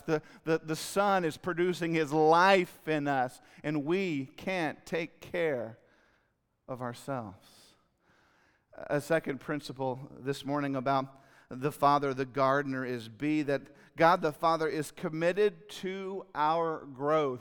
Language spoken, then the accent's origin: English; Fort Worth, Texas, United States; also born or lived in Leesburg, Florida; I'm from Leesburg, Florida, but I grew up in Fort Worth